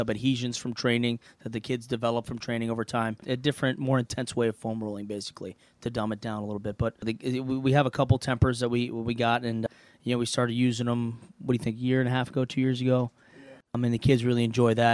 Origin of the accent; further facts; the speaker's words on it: East Lansing, Michigan, United States; moved away as an adult; now in Cincinnati, United States; I'm from East Lansing, Michigan